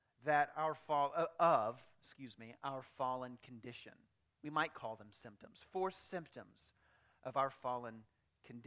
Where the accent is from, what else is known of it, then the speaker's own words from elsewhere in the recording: United States; I'm proud to be an American